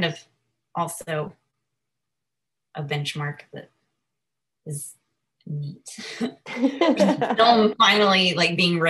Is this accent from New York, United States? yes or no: no; Nashville, Tennessee, United States; when I was 2 days old from the hospital in Nashville. So I was born and raised in Nashville, Tennessee, and I grew up with a brother who was also adopted, a younger brother.